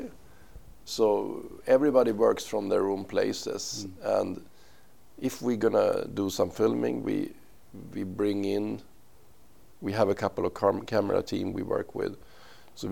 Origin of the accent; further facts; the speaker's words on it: Uppsala, Uppsala County, Sweden; I am from Uppsala, which is like 1 hour from Stockholm, north